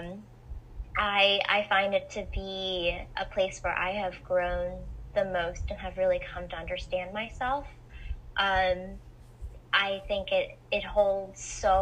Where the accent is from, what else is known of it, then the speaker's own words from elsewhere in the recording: Gainesville, Florida, United States; now in Vero Beach, United States; me growing up in Gainesville